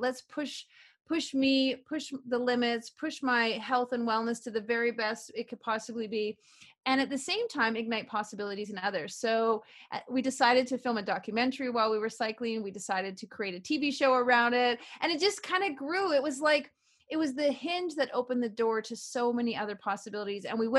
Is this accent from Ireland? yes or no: no; Canada; also born or lived in Vancouver; Well, you know, I'm a typical small town girl. I grew up in Canada and I never fit into my small town. And 10 days after I graduated from high school, I moved to the big city. I lived in Vancouver for 21 years.